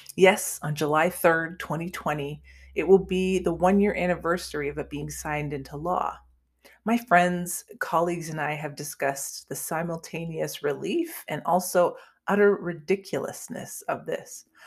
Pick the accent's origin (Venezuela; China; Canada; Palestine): Canada; moved away as an adult; now in United States; I grew up in Canada and moved to the United States a few years ago